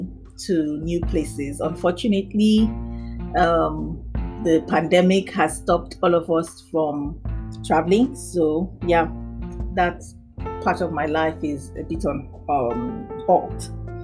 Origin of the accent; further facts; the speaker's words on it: Nembe, Bayelsa, Nigeria; now in Lagos, Nigeria; I'm Nigerian and I'm from the Nembe tribe, Bayelsa State